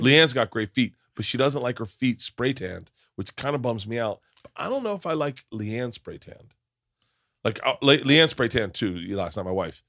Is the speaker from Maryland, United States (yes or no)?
no; Florida, United States; growing up in Florida